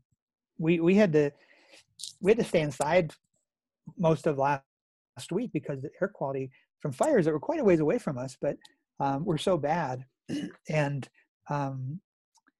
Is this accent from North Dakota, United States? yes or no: yes; North Dakota, United States; I grew up in North Dakota, and my dad and grandfather were farmers